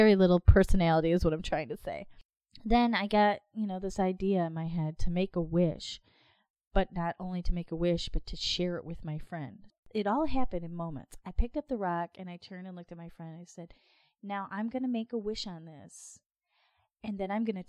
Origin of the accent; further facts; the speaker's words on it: Michigan, United States; I'm from Michigan